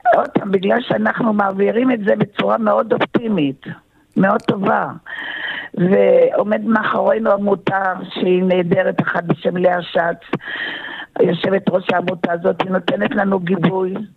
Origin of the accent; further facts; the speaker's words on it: Tel Aviv, Tel Aviv District, Israel; also born or lived in Kibbutz Sufa; now in Rehovot, Israel; אני נולדתי בתל אביב